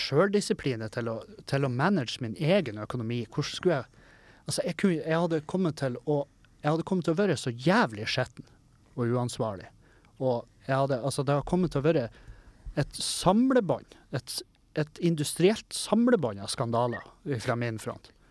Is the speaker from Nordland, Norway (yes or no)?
yes; Meløy, Nordland, Norway; moved away; Hengkommunen min, Meløy